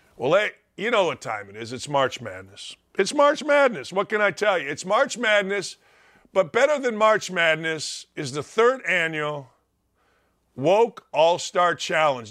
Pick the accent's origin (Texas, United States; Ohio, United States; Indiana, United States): Indiana, United States; East Chicago; I'm from the Chicagoland area in northwest Indiana, East Chicago, Gary